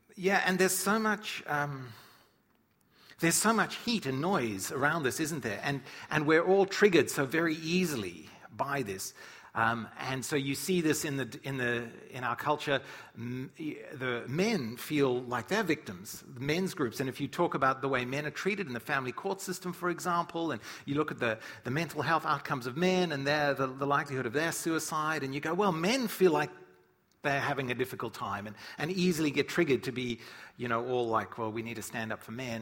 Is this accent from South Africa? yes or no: yes; South Africa; moved away; when I grew up in Africa